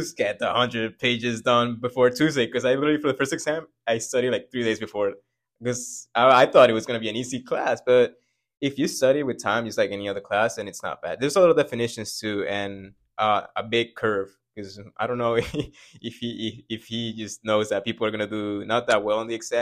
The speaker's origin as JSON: {"language": "English", "country": "Venezuela", "moved": "yes", "said": "where I come from Venezuela"}